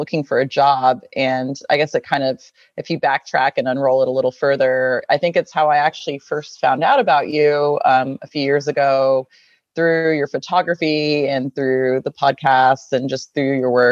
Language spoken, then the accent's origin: English; just north of Austin, Texas, United States; now in Austin, United States; I grew up just north of Austin, so about an hour north of Austin.